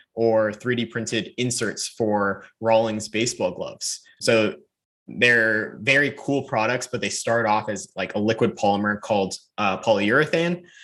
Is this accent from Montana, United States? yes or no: no; North Carolina, United States; I'm from North Carolina.